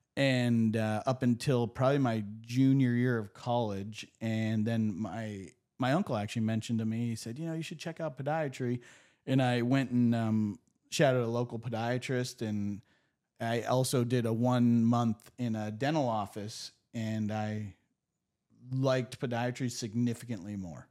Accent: Erie, Pennsylvania, United States; I grew up in Erie.

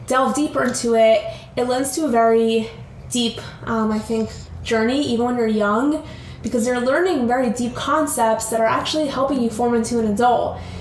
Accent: Albany, New York, United States; We're originally from Albany, New York, which is upstate New York

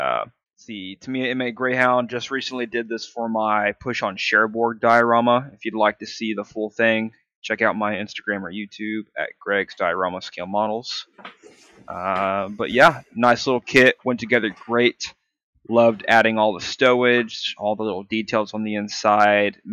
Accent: United States; I am American

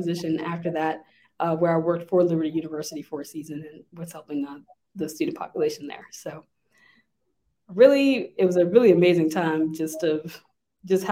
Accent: Lynchburg, Virginia, United States; I'm from Lynchburg originally

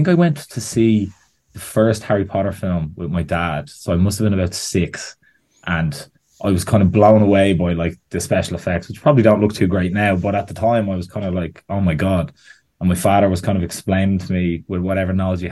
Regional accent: Bettystown, County Meath, Ireland; I'm from Bettystown in Meath, which is just the tiny bit of coast that Meath has that no one thinks exists

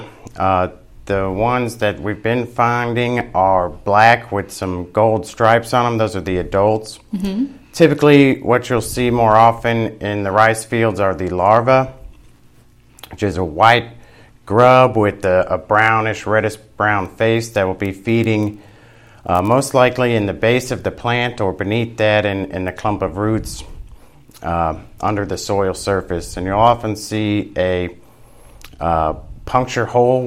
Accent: Louisiana, United States; I grew up in Louisiana.

